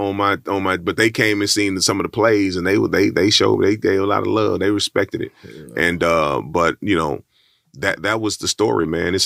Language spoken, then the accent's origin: English; Texas, United States; I'm from Texas